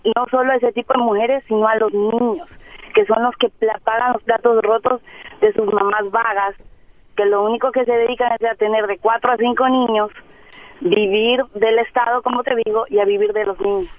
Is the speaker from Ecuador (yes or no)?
yes; Ecuador; moved away as an adult; now in Monterrey, Mexico; Yo soy de Ecuador y, y las mujeres de Ecuador, la mayoría tenemos títulos